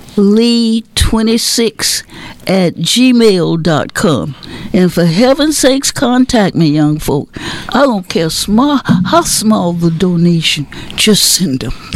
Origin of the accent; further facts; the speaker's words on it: Marshall, Texas, United States; I was born in Marshall.